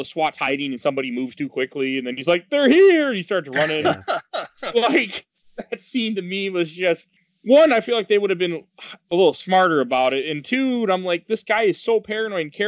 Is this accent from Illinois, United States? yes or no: no; Milwaukee, Wisconsin, United States; Milwaukee, Wisconsin, which is my hometown